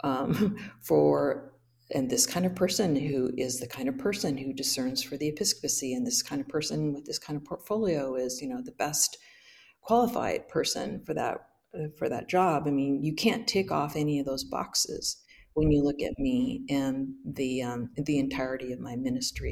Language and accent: English; Hood River, Oregon, United States; my home church where I grew up in Hood River